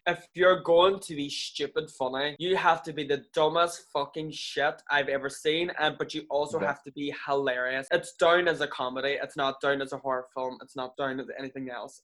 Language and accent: English; Ireland; moved away as an adult; now in Manchester, United Kingdom; an Irish person that moved to England five years ago